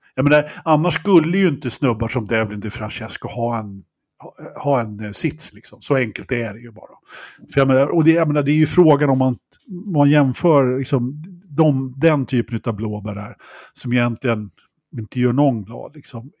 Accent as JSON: {"language": "Swedish", "country": "Sweden"}